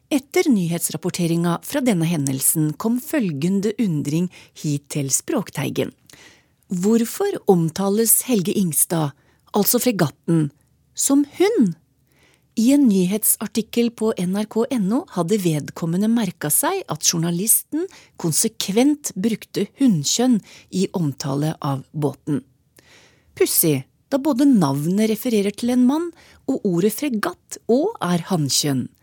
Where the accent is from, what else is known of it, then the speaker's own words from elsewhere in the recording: Meråker, Trøndelag, Norway; born there; Jeg er født i Meråker i Trøndelagen.